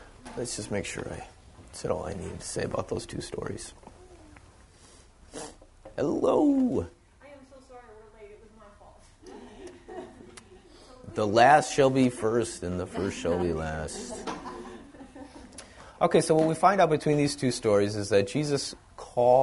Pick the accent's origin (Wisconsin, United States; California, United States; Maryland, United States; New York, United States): Wisconsin, United States; moved away; I came from Wisconsin